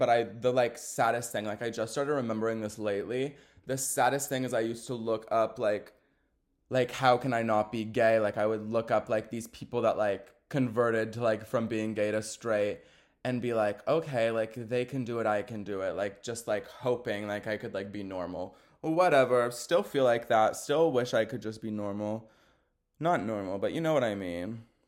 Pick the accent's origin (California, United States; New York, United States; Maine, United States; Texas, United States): Texas, United States; I'm a Texan, y'all. I'm not used to the cold like that.